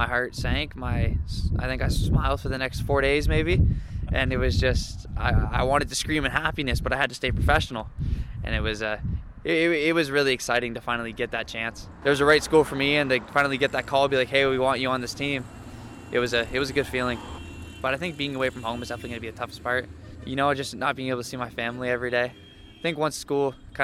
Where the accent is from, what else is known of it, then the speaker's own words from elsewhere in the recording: Lindsay, Ontario, Canada; moved away as an adult; I played baseball here for 10 years and I grew up here.